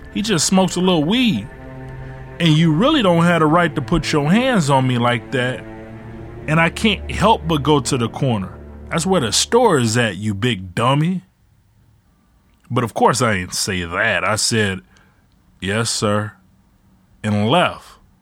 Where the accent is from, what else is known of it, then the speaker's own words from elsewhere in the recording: Ecorse, Michigan, United States; also born or lived in Detroit; When my mom left my dad, we moved from Detroit to Ecorse